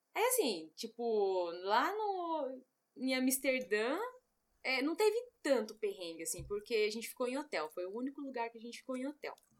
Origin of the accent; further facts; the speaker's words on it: São Paulo, Brazil; eu, São Paulo.